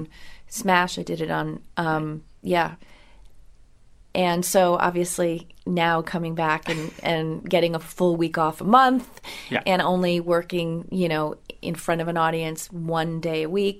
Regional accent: Rhode Island, United States; moved away as an adult; also born or lived in Brooklyn, New York / Boston / London / Los Angeles; now in New York, United States; I was born in Brooklyn and grew up in Rhode Island.

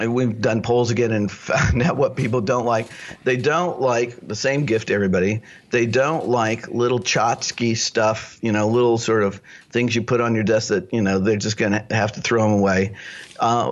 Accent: Lawrence, Kansas, United States; I grew up in Lawrence, Kansas, where the University of Kansas is.

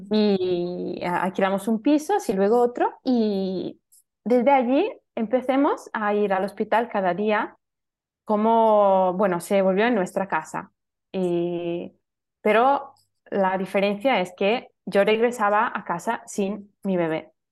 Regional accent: Italy; Spanish is a second language; soy italiana.

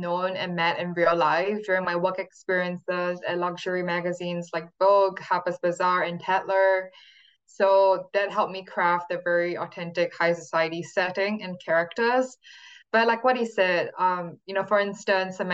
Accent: Singapore; moved away as an adult; now in California, United States; the place that I've grown up in for the first 18 years of my life

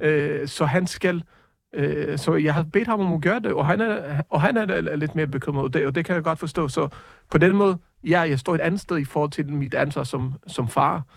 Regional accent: Jerusalem, Jerusalem District, Israel; now in Denmark; Jeg er opvokset i Jerusalem

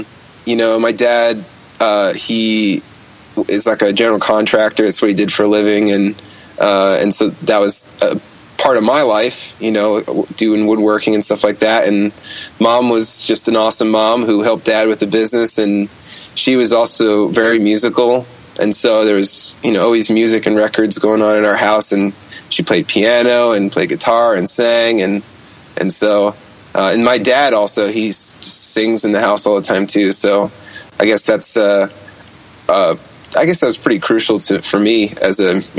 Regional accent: Bergenfield, New Jersey, United States; born there; I was born in Bergenfield. It's like a blue collar town right outside of New York City, you know, right by the George Washington Bridge.

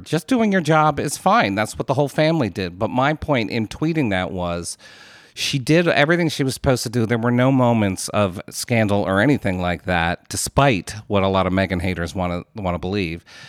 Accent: United States; as an American

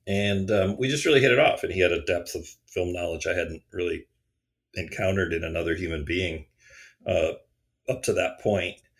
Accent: Pewaukee, Wisconsin, United States; I was growing up in Pewaukee, Wisconsin

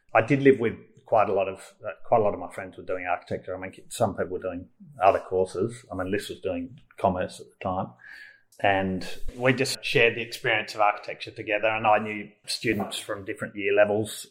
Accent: Melbourne, Victoria, Australia; I grew up in Melbourne, nearby in the southeastern suburbs, and um, yeah, so I'm a very Melbourne person. I grew up in Malvern

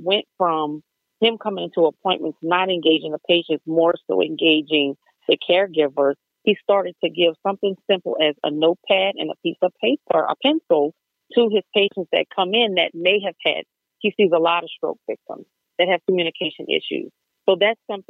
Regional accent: Deep South, United States; I'm from the Deep South.

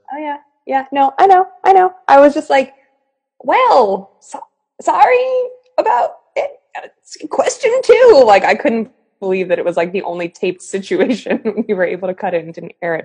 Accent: Boston, Massachusetts, United States; growing up in Boston

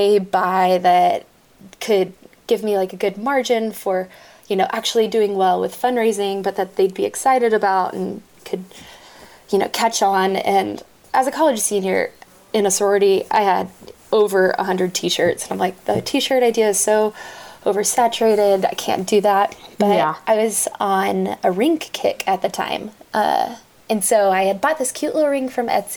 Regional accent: Dallas, Texas, United States; also born or lived in Fort Worth, Texas; I'm originally from Dallas, Texas

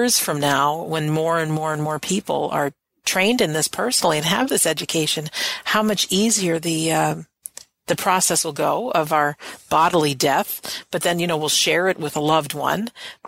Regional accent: United States; I'm an American

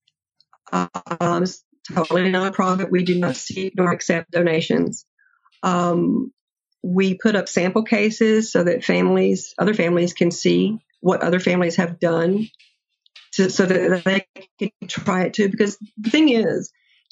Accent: near Fort Benning, Georgia, United States; I grew up near Fort Benning, and so I was very familiar with the military culture

